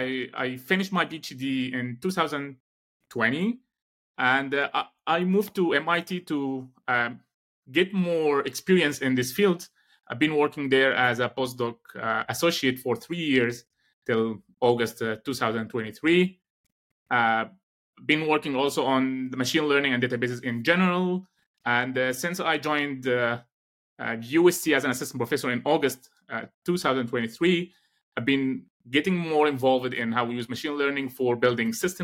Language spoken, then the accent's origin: English; Egypt; moved away as an adult; Alexandria University back in my home country in Egypt